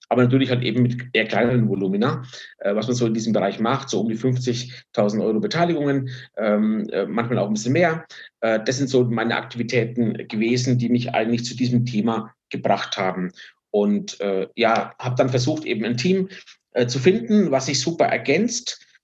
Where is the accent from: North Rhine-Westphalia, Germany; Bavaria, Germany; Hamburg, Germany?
Bavaria, Germany; born there; Ich bin 50 Jahre alt, bin äh, gebürtig aus Franken, äh, bin aber schon lange nicht mehr dort.